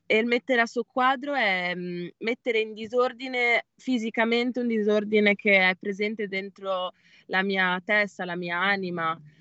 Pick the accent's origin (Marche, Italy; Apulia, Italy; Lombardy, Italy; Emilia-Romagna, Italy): Emilia-Romagna, Italy; San Lazzaro di Savena; Sono di Bologna